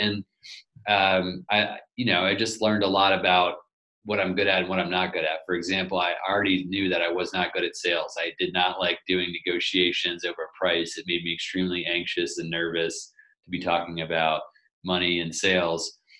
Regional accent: southern Portugal, Portugal; started off living in a in a one-room house in southern Portugal. And I grew up on a farm there

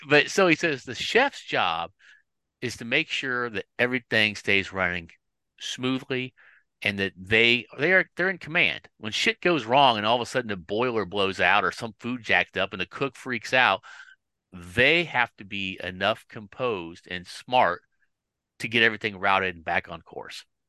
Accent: Kansas City, United States; I'm from Kansas City

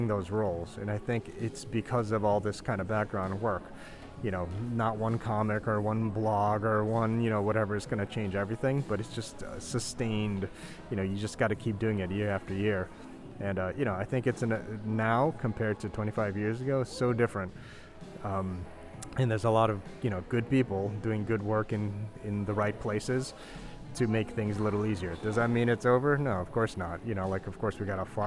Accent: New York, United States; growing up in New York, in Chinatown, and during the 80s

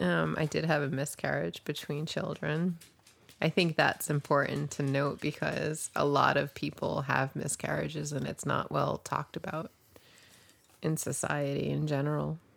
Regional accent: New Jersey, United States; also born or lived in New York; now in Pioneer Valley, Massachusetts, United States; I grew up in the Northeast

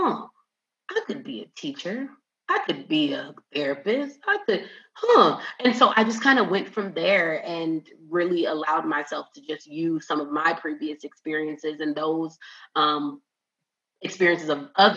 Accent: Minneapolis, Minnesota, United States; also born or lived in North Carolina; now in Houston, United States; I am originally from Minneapolis, Minnesota. Have not lived there since 2011.

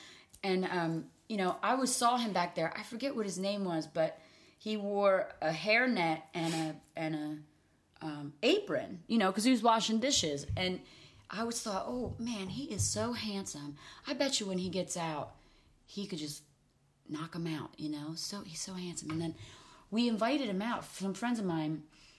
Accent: Riverton, New Jersey, United States; now in Collingswood, United States; But I grew up in Riverton, so I'm kind of in a golden row of diners.

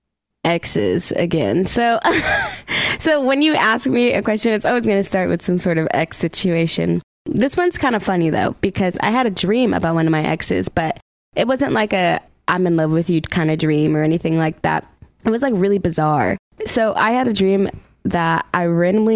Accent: Stoughton, Massachusetts, United States; moved away as an adult; also born or lived in Boston, Massachusetts; now in Nashville, United States; I'm a singer-songwriter, born and raised in Boston, Massachusetts, but I grew up in Stoughton, Massachusetts.

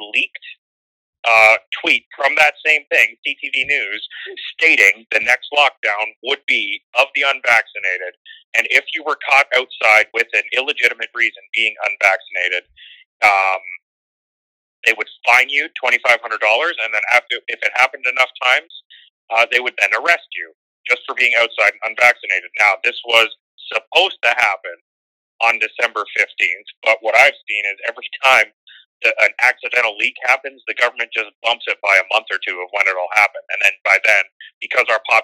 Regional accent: Canada; I'm Canadian

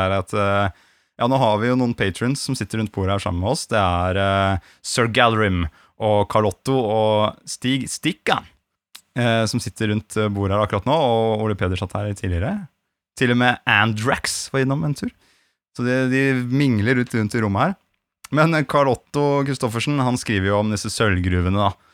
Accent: Gran, Innlandet, Norway; moved away; da jeg bodde hjemme på Gran, så var det sånn at vi hadde to jorder overfor og nede for huset

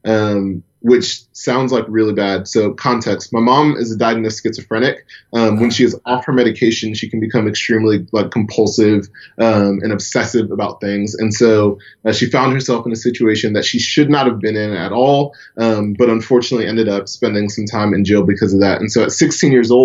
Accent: Atlanta, Georgia, United States; I'm born and raised in Atlanta, Georgia, still live in Atlanta today.

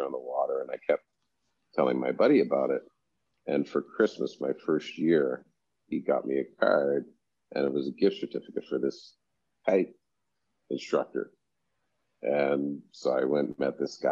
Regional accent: Canada; moved away as an adult; now in Turks and Caicos; growing up in Canada

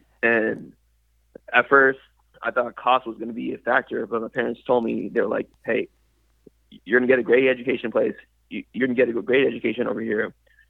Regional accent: Tracy, California, United States; moved away as an adult; now in Waco, United States; I've been in Tracy, California basically 18 years of my life. That's where I grew up, lived, made friends, et cetera, et cetera.

